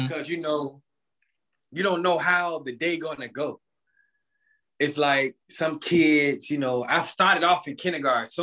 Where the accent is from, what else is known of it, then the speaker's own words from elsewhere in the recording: Portsmouth, Virginia, United States; growing up in Portsmouth was a good thing, but it also was kind of bad things that happened in Portsmouth too